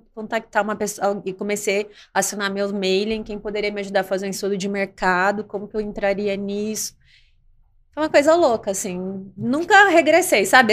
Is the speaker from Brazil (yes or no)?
yes; Cuiabá, Mato Grosso, Brazil; Eu sou de Cuiabá, Mato Grosso